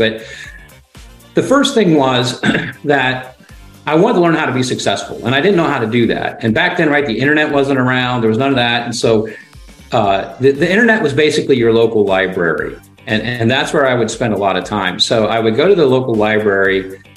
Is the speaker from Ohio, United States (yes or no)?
yes; Ohio, United States; growing up in Ohio